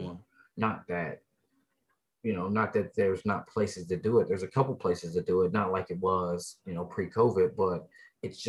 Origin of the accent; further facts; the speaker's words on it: Denver, Colorado, United States; I grew up in East Denver, you know, early 90s, mid 90s